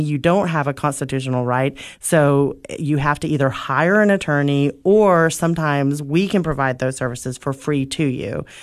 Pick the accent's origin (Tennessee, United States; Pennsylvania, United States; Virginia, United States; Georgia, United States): Tennessee, United States; Oak Ridge; moved away as an adult; now in Cookeville, United States; I grew up in Oak Ridge